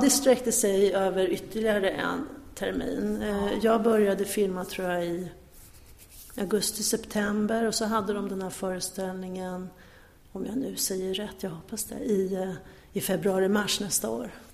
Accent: Örebro, Örebro County, Sweden; moved away as an adult; now in Stockholm, Sweden; Jag är uppvuxen i Örebro

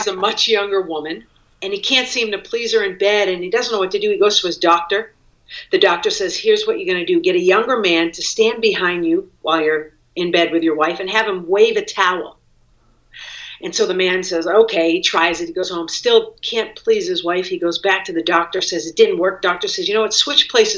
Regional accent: Cape Cod, Massachusetts, United States; moved away as an adult; also born or lived in New York City; I grew up on Cape Cod

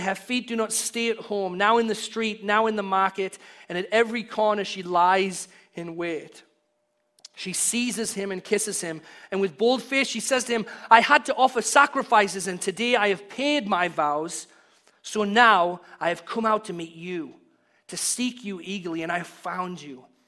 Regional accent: Hartlepool, North East England, United Kingdom; now in United States; we were downtown in my hometown, Hartlepool

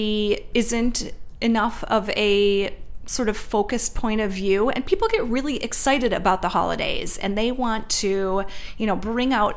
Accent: Minnesota, United States; I grew up in Minnesota

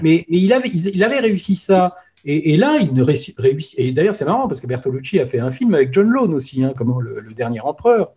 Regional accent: France; on est, on est français

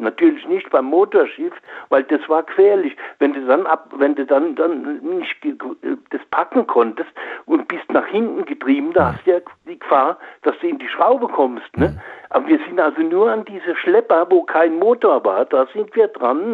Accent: Oppenheim, Rhineland-Palatinate, Germany; bin äh, groß geworden oder bin geboren in Oppenheim am Rhein.

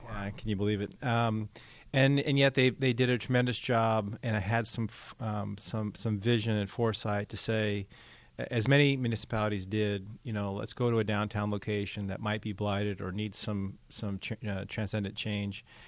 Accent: Seattle, Washington, United States; also born or lived in Oklahoma City; now in Newark, United States; growing up in the Seattle area

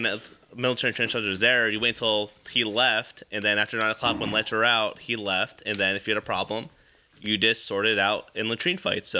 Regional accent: United States; So for us, like, being American, I mean, we live there.

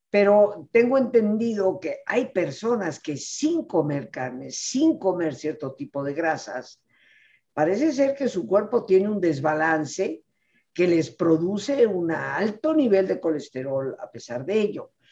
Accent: Yucatán, Mexico; Y bueno, cochinita pibil, pues es de mi tierra.

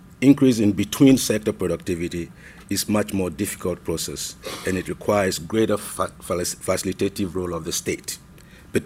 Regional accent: Ghana; being a Ghanaian and having been permanently and continuously resident in Ghana over the last 11 years

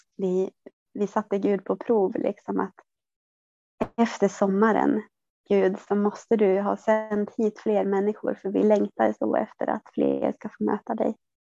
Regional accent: southern Norrland, Sweden; jag, eh, är född och uppvuxen i södra Norrland

